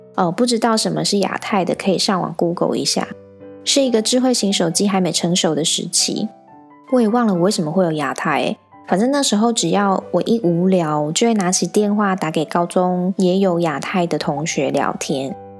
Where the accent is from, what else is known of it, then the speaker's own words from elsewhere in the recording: central Taiwan, Taiwan; 我呢是土生土长的中部人